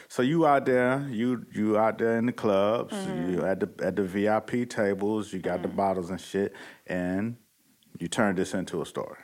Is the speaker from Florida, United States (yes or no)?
yes; Miami, Florida, United States; I'm from Miami